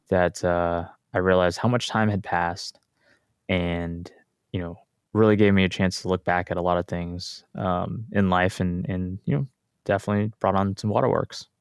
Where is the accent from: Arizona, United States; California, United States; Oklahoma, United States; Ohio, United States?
Oklahoma, United States; Tulsa; also born or lived in San Diego / Los Angeles; born and raised in Tulsa, Oklahoma